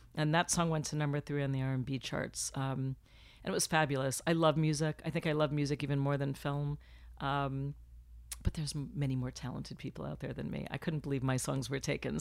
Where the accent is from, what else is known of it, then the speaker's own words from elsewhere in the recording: Florida, United States; moved away as an adult; now in Los Angeles, United States; I was born in Florida, so I just dropped the F, came to L A, and here I've been for twenty-three years